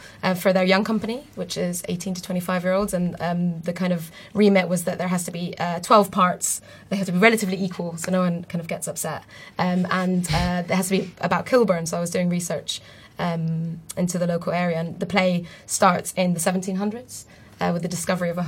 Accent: Beirut, Beirut Governorate, Lebanon; moved away as an adult; I grew up in Beirut until I was about 18

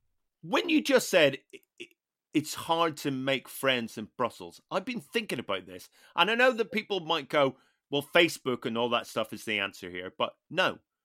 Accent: Newtownards, Northern Ireland, United Kingdom; That's my hometown.

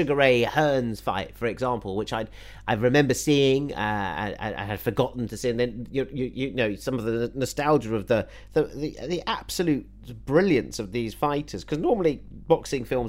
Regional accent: United Kingdom; as a Brit

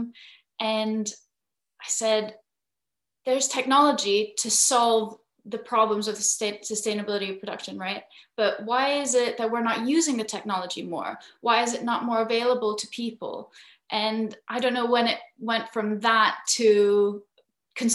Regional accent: Philippines; moved away; So I'm half Filipino, half Scottish. And growing up in the Philippines

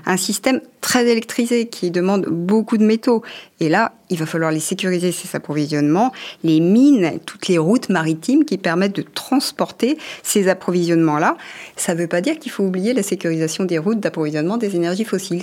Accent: France; chez nous en France

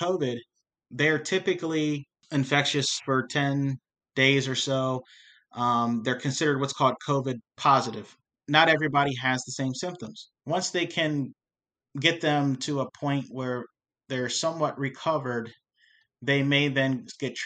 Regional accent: York, Pennsylvania, United States; I grew up here in York in the African-American community

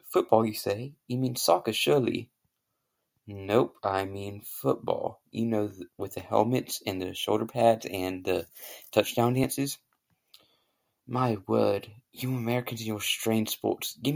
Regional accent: United Kingdom; And I have a very good British accent, if you can't tell right now, because I'm British, obviously.

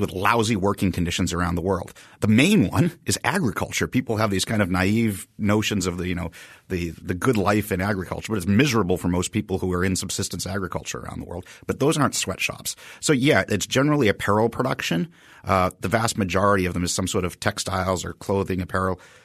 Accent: Haverhill, Massachusetts, United States; I grew up in Haverhill, Massachusetts

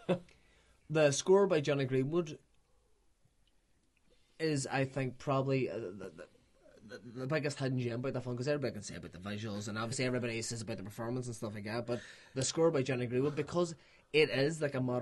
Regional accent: Ireland; as Irishman

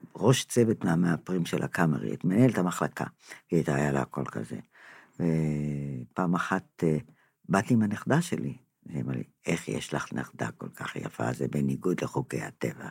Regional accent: Israel; אני נולדתי פה, הוריי נולדו פה

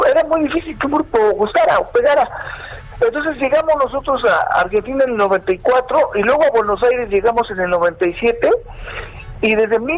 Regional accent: Mexico; nosotros como mexicanos

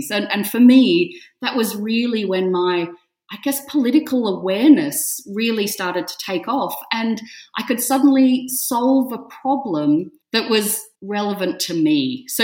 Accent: Australia; So as an Australian to live in something with such history and such heritage

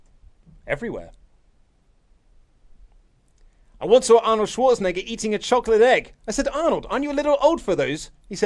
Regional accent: Australia; I'm from Australia, mate.

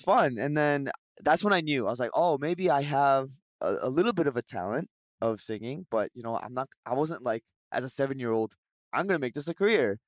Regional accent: Vancouver, British Columbia, Canada; now in Seoul, South Korea

